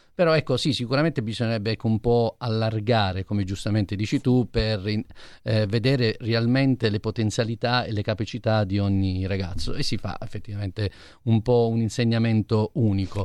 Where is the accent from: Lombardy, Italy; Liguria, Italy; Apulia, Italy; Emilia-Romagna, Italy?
Apulia, Italy; io da buon pugliese